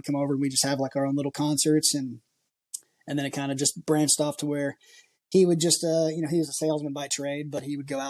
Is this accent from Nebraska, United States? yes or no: no; Washington, United States; moved away as an adult; also born or lived in greater Seattle area; now in Nashville, United States; I grew up, I'm originally from Washington State